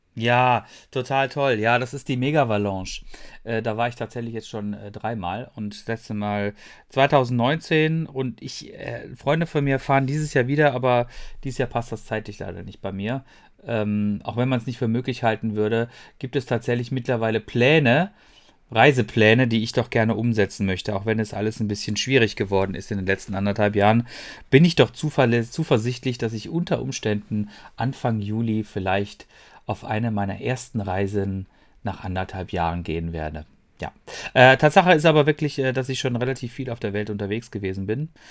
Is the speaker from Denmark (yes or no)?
no; Freiburg, Baden-Württemberg, Germany; moved away as an adult; now in Ruhr area, Germany; das Freiburg, ähm, das ist ja meine Heimatstadt und ich habe da lange Jahre lang gelebt